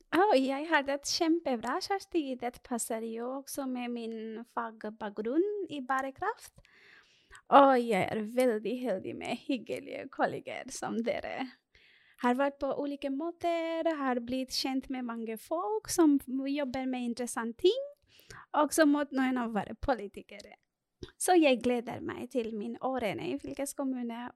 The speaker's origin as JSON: {"language": "Norwegian", "country": "Bangladesh", "moved": "yes", "lives_now": "Norway", "said": "jeg er opprinnelig fra Bangladesh"}